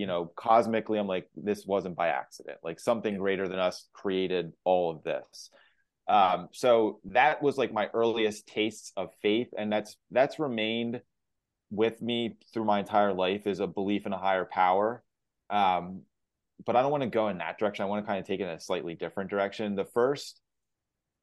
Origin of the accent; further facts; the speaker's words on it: Lancaster, Pennsylvania, United States; born and raised in Lancaster, middle-class family.